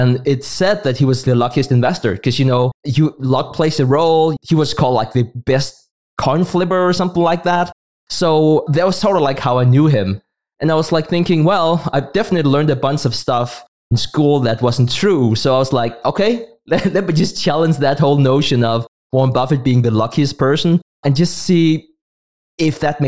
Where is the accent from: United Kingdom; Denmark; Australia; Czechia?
Denmark; first language Danish; English is a second language; my native tongue, that's Danish